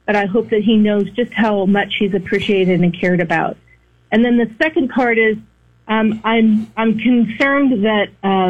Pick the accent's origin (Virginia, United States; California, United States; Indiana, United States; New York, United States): California, United States; San Francisco; also born or lived in San Luis Obispo; I'm from San Francisco, but I used to go to Cal Poly in San Luis Obispo.